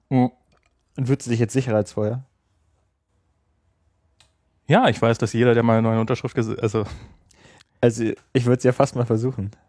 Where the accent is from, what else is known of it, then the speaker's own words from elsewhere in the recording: Germany; also einfach seufzen kann man als Deutscher auch ganz